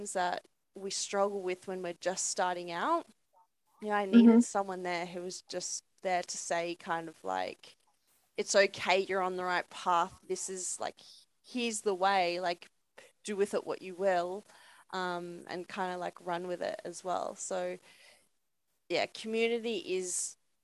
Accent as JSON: {"language": "English", "town": "Hornsby", "region": "New South Wales", "country": "Australia", "tie": "born or raised there", "said": "I saw Hornsby and I was like, that's my hometown."}